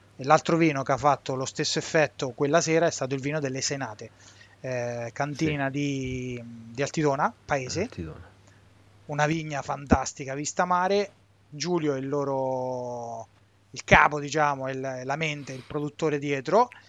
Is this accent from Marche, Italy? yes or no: yes; Montefalcone Appennino, Marche, Italy; Siamo tutti di Monte eh Falcone sì. Appennino, un piccolo paese nell'entroterra sotto i Sibillini